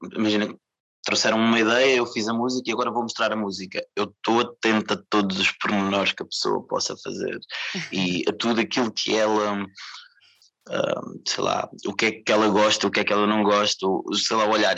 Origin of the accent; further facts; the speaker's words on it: Portugal; Queria me apresentar como português, eu sou daqui, sou de cá. sou de Portugal